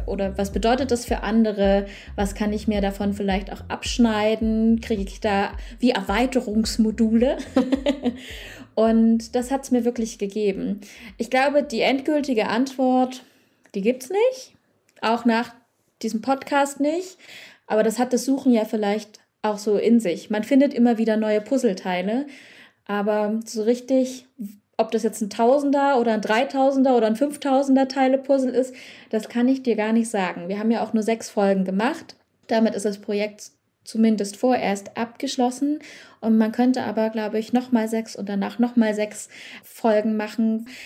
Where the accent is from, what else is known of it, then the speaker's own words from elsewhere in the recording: Dresden, Saxony, Germany; Ich selbst komme ja aus Dresden